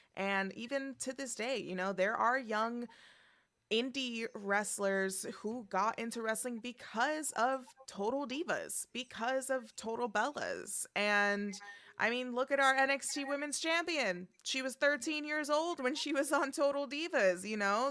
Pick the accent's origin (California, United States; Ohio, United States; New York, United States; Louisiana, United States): New York, United States; I grew up in the New York education system